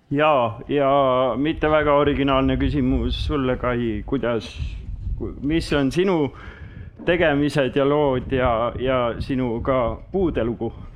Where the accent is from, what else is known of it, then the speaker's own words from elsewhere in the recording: Saare County, Estonia; now in Paide, Estonia; olen pärit Saaremaalt ja elu on toonud mind siis äh, Paidesse nüüd tänasel päeval